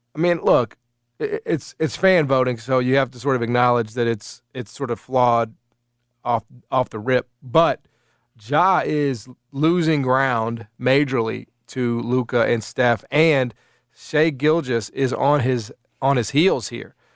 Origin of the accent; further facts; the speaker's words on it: United States; I need to maintain a little bit of my nationalism, right, as an American.